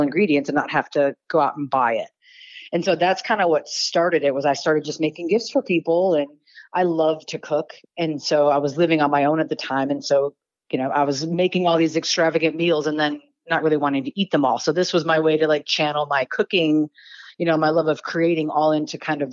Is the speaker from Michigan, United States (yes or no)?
yes; Detroit, Michigan, United States; now in Reno, United States; I'm originally from Detroit, so I started off in the automotive industry